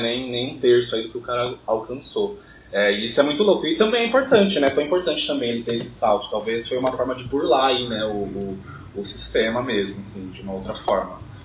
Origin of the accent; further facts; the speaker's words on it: Jandira, São Paulo, Brazil; sou de Jandira, Zona Oeste de São Paulo, extremo da Zona Oeste